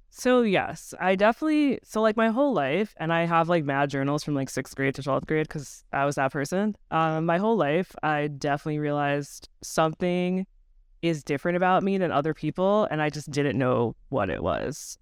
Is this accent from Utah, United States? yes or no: no; Long Island, New York, United States; I grew up on Long Island in a really, like, ninety-eight percent white neighborhood